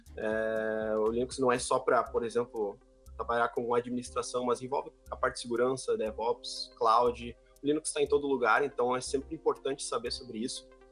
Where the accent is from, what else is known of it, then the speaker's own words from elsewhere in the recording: Sapiranga, Rio Grande do Sul, Brazil; sou aqui de Sapiranga, conterrâneo do Dio